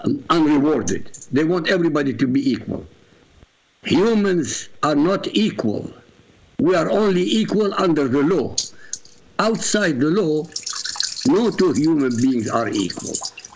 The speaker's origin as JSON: {"language": "English", "country": "Iraq", "also_born_or_lived": "England", "moved": "yes", "said": "I come from Iraq, when I first arrived to England"}